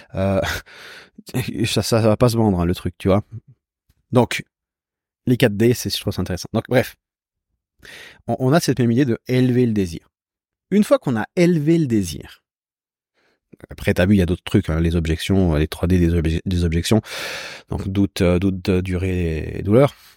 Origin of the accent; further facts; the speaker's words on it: Switzerland; je viens de Suisse